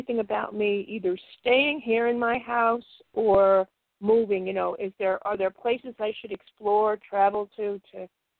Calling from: Connecticut, United States; I'm calling from Connecticut.

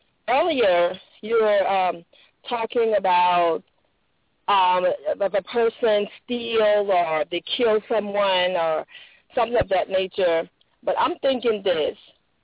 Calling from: Jacksonville, Florida, United States; I'm calling from Jacksonville.

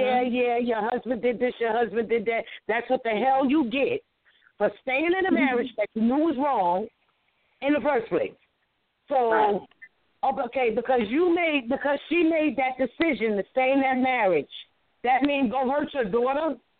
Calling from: New York, United States; from New York.

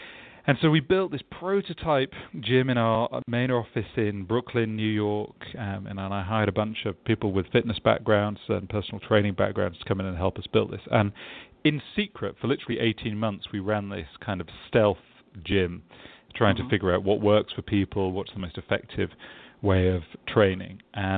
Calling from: London, United Kingdom; I am in sunny London, England, where it's already the afternoon here.

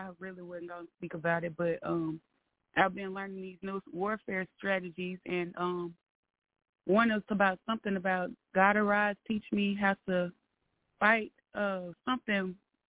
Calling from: Arkansas, United States; Hey, Ms. LaShun … from Arkansas.

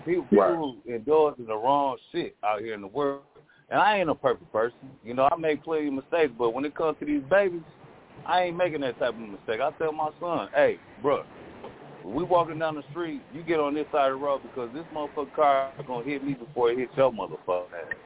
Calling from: Twin Cities, Minnesota, United States; I'm calling from the Twin Cities of Minnesota

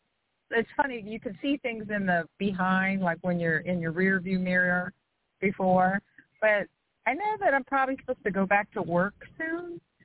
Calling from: outside New Orleans, Louisiana, United States; I'm calling from Louisiana. Outside

